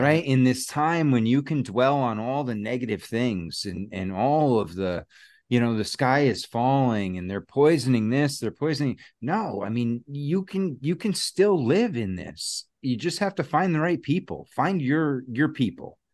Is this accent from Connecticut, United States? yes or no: yes; Connecticut, United States; moved away as an adult; now in Massachusetts, United States; I'm from Connecticut, and that's where my family was, you know, we were living